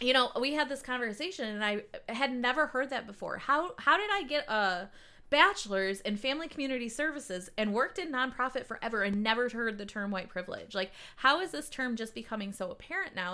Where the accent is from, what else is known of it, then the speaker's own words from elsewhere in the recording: Livonia, Michigan, United States; I grew up in Livonia too, and then I went to Michigan State